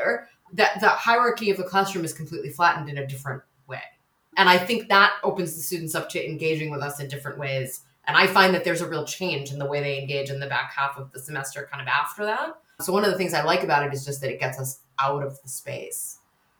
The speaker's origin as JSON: {"language": "English", "country": "United States", "accent": "American", "moved": "as an adult", "lives_now": "United Kingdom", "said": "as listeners can probably hear, I'm American"}